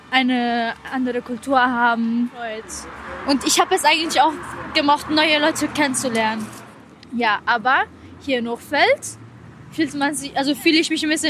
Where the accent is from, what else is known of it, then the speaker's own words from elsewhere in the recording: Rome, Lazio, Italy; now in Duisburg, Germany; Vor allem halt Duisburg ist eine kleine Stadt und ich bin halt in Rom aufgewachsen. Rom ist halt riesig.